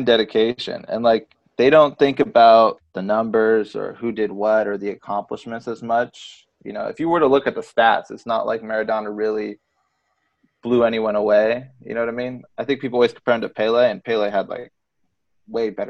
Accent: United States; I'm American.

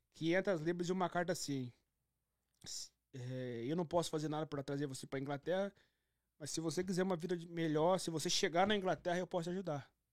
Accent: São Paulo, Brazil; moved away as an adult; also born or lived in Rio de Janeiro / Germany; now in Canada; Eu sou de São Paulo

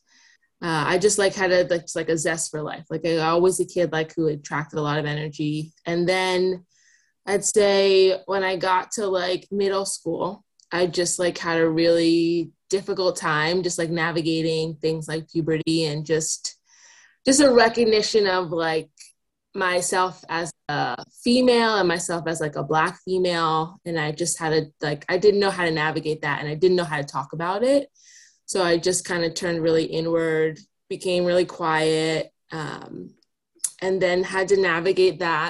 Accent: New Jersey, United States; moved away as an adult; also born or lived in New York City; now in Seattle, United States; I grew up in New Jersey in like a really, like a fairly rural part of town.

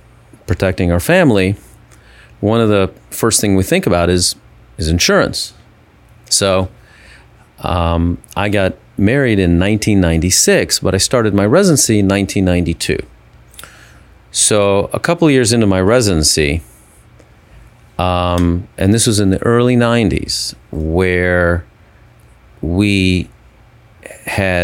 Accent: Cleveland, Ohio, United States; moved away as an adult; also born or lived in Houston, Texas; I grew up in Cleveland, Ohio, or the suburbs of Cleveland, Ohio

